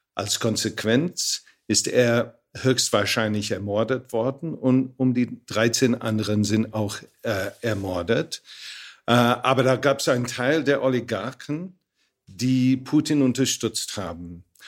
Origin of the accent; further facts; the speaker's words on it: United Kingdom; bei uns in Großbritannien